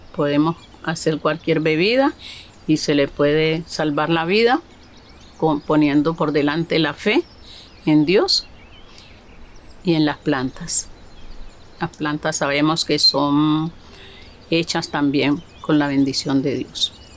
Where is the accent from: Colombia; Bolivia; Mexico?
Colombia; Buenaventura, Valle del Cauca; nací aquí en Buenaventura, Valle del Cauca